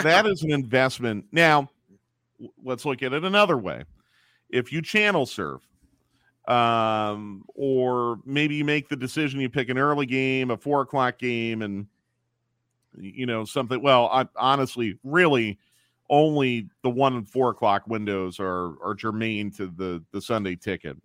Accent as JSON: {"language": "English", "town": "Philadelphia", "region": "Pennsylvania", "country": "United States", "tie": "born or raised there", "moved": "yes", "said": "I grew up in Philadelphia"}